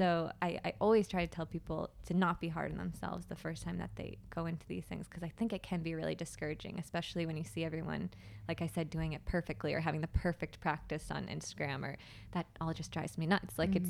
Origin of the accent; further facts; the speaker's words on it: Plymouth, Massachusetts, United States; I'm from Plymouth, Massachusetts, and I lived there for most of my life until I went to college in St. Augustine, Florida, and that was, like, my first experience pretty much outside of Massachusetts.